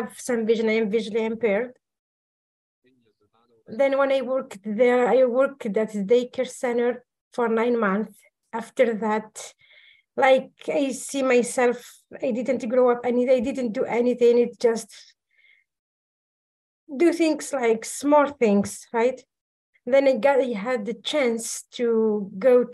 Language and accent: English; Algeria; moved away as an adult; I am from Algeria, North Africa.